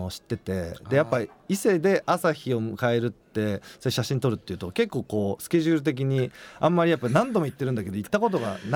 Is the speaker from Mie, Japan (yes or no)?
yes; Mie, Japan; 僕は三重県出身なので